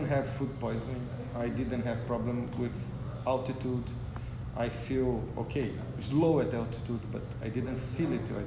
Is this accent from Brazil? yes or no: yes; Brazil; I'm from Brazil.